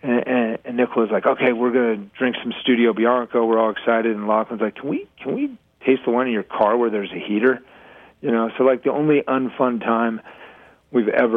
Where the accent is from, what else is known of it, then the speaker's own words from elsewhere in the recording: Colorado, United States; I'm from Colorado